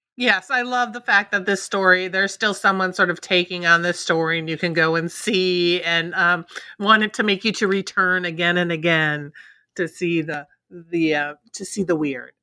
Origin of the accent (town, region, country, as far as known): Minnesota, United States; born or raised there